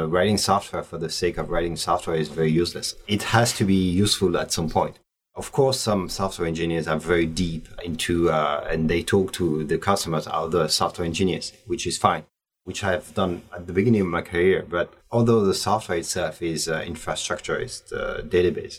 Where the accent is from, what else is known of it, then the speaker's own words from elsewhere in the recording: Paris, Île-de-France, France; I was born in Paris